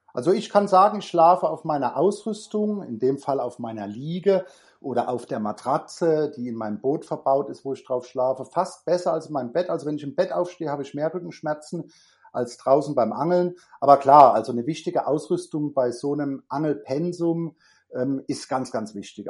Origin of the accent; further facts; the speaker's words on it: Germany; also born or lived in Frankfurt; Bei uns in Deutschland